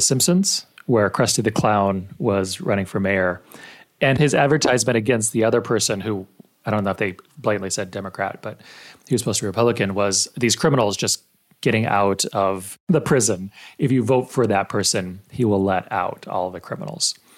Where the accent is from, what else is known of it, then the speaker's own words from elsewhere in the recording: El Paso, Texas, United States; I grew up in El Paso, Texas, which is now about eighty-five percent Hispanic.